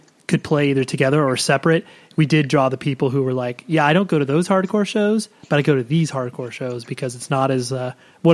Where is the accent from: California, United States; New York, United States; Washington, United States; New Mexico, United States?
California, United States; Southern; we in Southern California